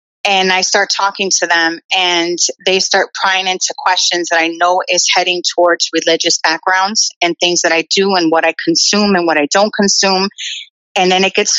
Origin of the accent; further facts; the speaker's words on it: Midwest, United States; I was born in the Midwest.